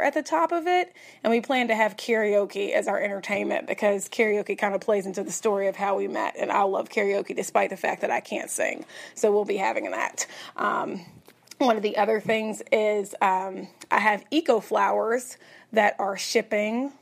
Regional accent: Tennessee, United States; now in Texas, United States; I'm born and raised in Tennessee

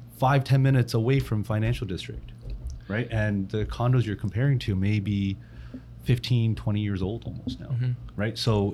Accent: Toronto, Ontario, Canada; now in North York, Canada; I grew up in Etobicoke, and now I live in North York.

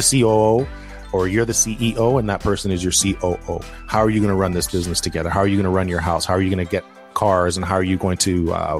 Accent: Toronto, Ontario, Canada; growing up in Toronto

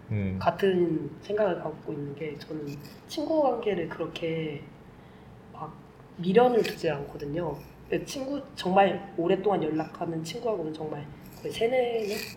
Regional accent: South Korea; also born or lived in Vietnam; now in Germany; 그래서 아, 난 사우스 코리아에서 왔었는데 네, 베트남에 살았었고 지금 독일에서 살고 있다.

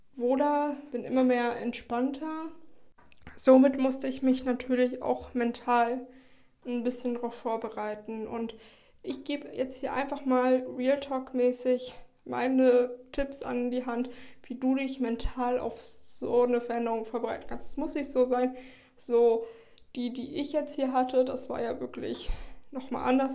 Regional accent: Schleswig-Holstein, Germany; moved away as an adult; now in Heidelberg, Germany; ich komme ja aus Schleswig-Holstein

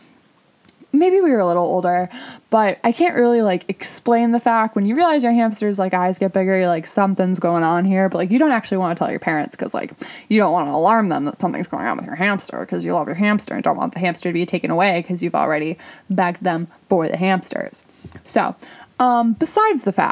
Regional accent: Midwest, United States; growing up in the Midwest

